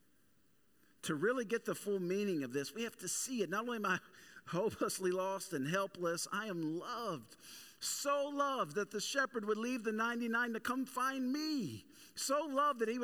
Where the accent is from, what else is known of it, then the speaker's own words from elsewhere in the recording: the South, United States; growing up in the Bible Belt and growing up in the South specifically